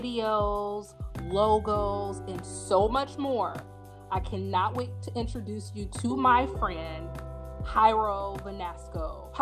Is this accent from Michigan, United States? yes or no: no; Indiana, United States; moved away as an adult; now in New Orleans, United States; Of course, everyone knows that I relocated from Indiana to New Orleans.